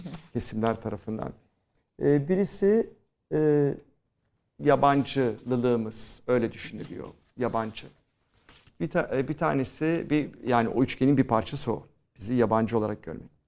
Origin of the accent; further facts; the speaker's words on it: Istanbul, Turkey; biz Rumlar da o dönemde kopya ekana derdik